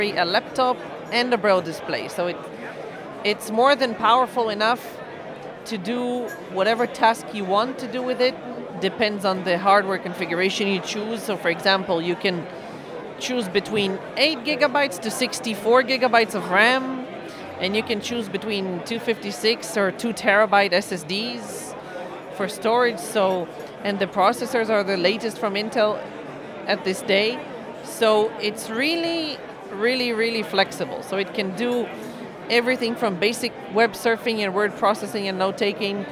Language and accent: English; Israel; I'm coming from Israel